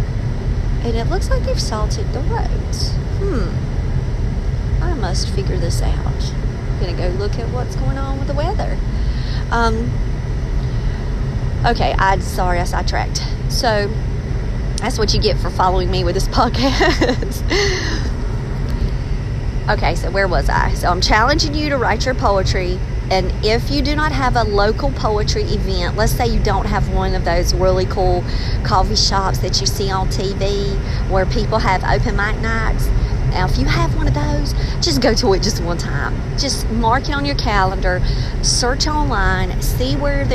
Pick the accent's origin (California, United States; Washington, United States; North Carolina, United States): North Carolina, United States; Maxton; now in Raleigh, United States; I'm from Max, and we didn't have this kind of stuff back where I'm from